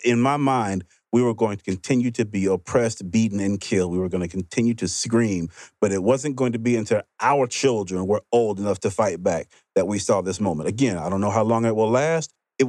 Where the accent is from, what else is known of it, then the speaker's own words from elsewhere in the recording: Mississippi, United States; I grew up in Mississippi.